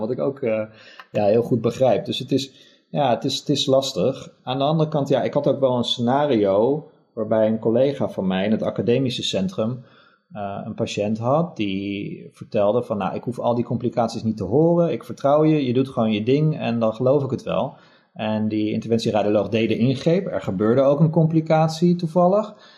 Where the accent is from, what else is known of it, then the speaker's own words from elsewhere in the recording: Netherlands; moved away as an adult; also born or lived in Germany; als Nederlander